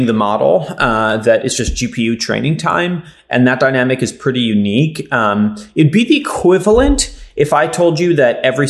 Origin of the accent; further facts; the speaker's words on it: Israel; now in United States; I didn't grow up in the United States. I grew up in Israel.